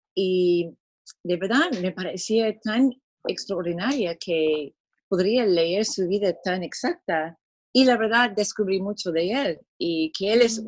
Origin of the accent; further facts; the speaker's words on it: San Diego, California, United States; Spanish is a second language; moved away as an adult; now in Lima, Peru; yo también soy de San Diego originalmente pero hemos mudado a Perú 36 años más o menos